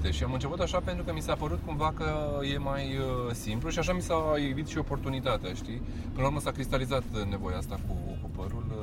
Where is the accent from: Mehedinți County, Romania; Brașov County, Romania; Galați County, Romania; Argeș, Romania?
Brașov County, Romania; Hărman; now in Bucharest, Romania; Gândește că sunt un băiat din Herman Brașov care a venit cu un vis la București, știi ce zic?